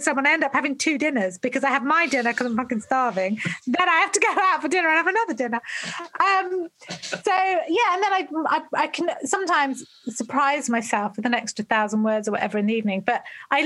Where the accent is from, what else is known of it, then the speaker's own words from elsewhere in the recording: England, United Kingdom; also born or lived in London; we're all English people